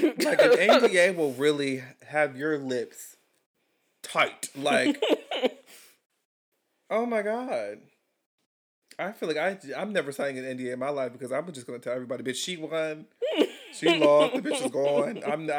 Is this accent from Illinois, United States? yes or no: yes; Chicago, Illinois, United States; I am from Chicago.